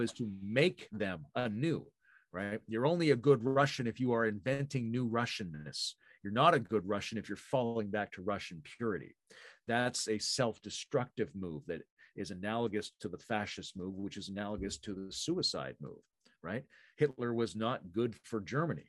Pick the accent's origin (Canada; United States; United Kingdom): Canada; I'm fairly Canadian.